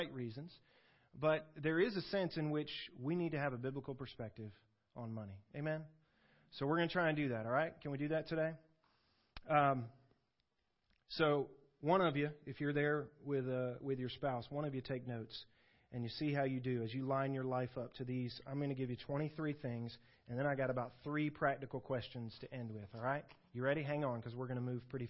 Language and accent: English; the South, Southern United States, United States; I grew up in Southern churches